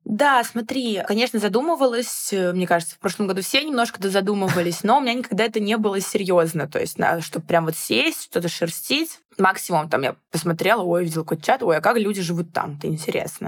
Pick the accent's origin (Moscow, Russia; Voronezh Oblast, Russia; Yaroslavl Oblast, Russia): Moscow, Russia; никогда я из Москвы не уезжала прям надолго